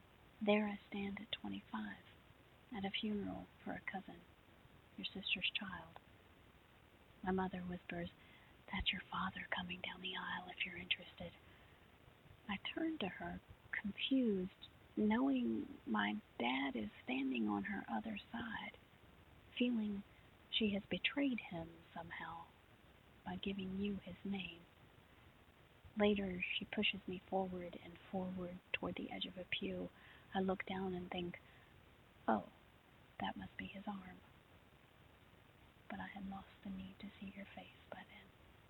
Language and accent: English; Cross Lanes, West Virginia, United States; now in Virginia, United States; I'm originally from Cross Lanes, West Virginia, but I've spent the bulk of my life now in Virginia.